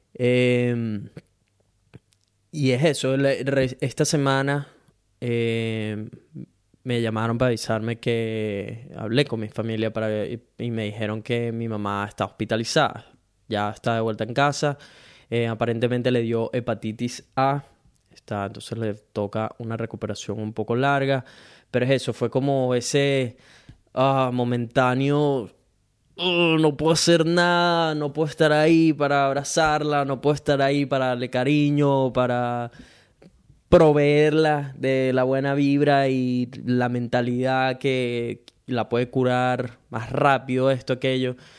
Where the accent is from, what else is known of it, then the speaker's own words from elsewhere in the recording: Venezuela; now in Brisbane, Australia; soy un latino venezolano que vive en Brisbane, Australia